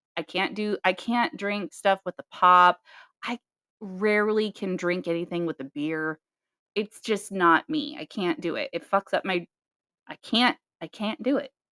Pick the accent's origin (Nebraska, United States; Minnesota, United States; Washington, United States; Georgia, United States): Nebraska, United States; we're we're from Nebraska